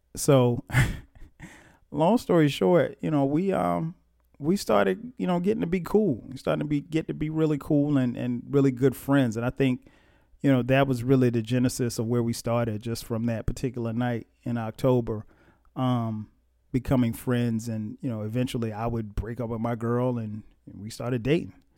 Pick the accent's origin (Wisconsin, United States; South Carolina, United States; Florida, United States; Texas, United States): South Carolina, United States; Florence; also born or lived in East Orange, New Jersey; I was born in East Orange, New Jersey. And, um, but I grew up in Florence, South Carolina